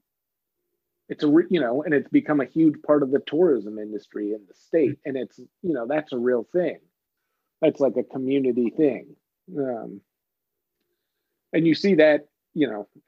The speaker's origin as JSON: {"language": "English", "region": "Vermont", "country": "United States", "tie": "born or raised there", "said": "I grew up in Vermont"}